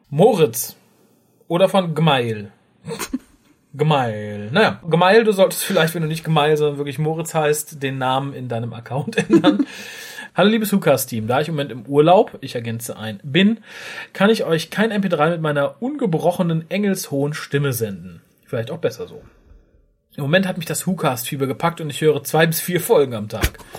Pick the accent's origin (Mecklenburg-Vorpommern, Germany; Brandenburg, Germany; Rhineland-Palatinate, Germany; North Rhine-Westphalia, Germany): North Rhine-Westphalia, Germany; Düsseldorf; Ich bin gebürtiger Düsseldorfer. Aber in die Welt gepoppt wurde ich in Wuppertal.